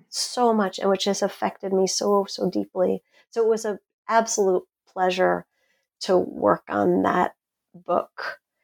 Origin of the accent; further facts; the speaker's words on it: Brookhaven, New York, United States; I grew up right on, just smack up against the salt marsh about halfway out on the South Shore in Brookhaven Hamlet